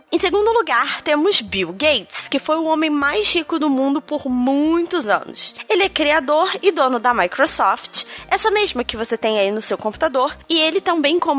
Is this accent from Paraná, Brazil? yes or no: no; Vila Velha, Espírito Santo, Brazil; tenho 4 anos eu sou de Vila Velha, do Espírito Santo.